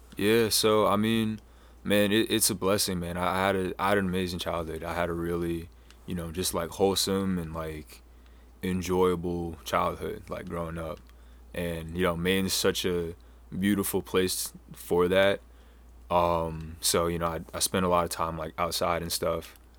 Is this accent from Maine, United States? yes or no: yes; Falmouth, Maine, United States; also born or lived in Houston, Texas / Washington, D.C.; I was born in Houston. Um, was adopted by a family up here, and I ended up growing up, uh, in Falmouth